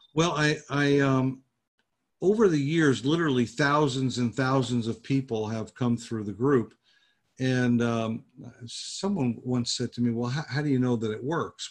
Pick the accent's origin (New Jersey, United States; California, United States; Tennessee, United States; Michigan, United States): New Jersey, United States; moved away as an adult; also born or lived in Fort Lauderdale, Florida / Pompano Beach, Florida / Coconut Creek, Florida; now in Jupiter, United States; I was born in New Jersey